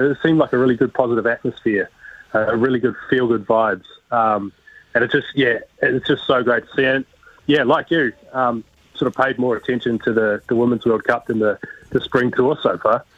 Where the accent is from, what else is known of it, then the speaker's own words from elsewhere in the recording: New Zealand; growing up in New Zealand